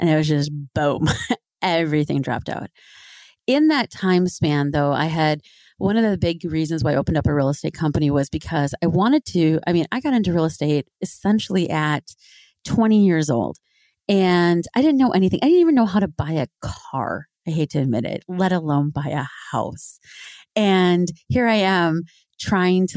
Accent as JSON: {"language": "English", "area": "Twin Cities area", "region": "Minnesota", "country": "United States", "tie": "born or raised there", "moved": "yes", "said": "I grew up in Minnesota, so in the Twin Cities area, Minneapolis, St. Paul area"}